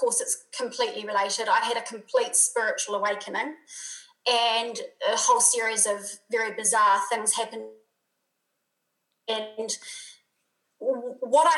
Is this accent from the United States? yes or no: no; New Zealand; now in Europe; I'm obviously a Kiwi from New Zealand, but most of my community is international. I live in Europe now.